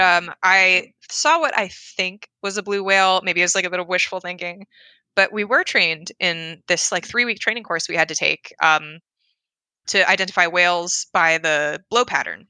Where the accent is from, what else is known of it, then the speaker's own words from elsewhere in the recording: Philadelphia, Pennsylvania, United States; moved away; I'm from Philadelphia